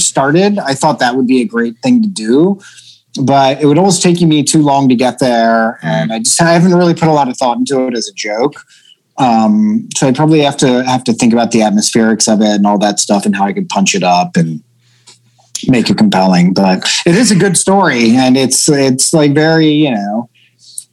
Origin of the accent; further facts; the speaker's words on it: Pennsylvania, United States; now in New York, United States; growing up in Pennsylvania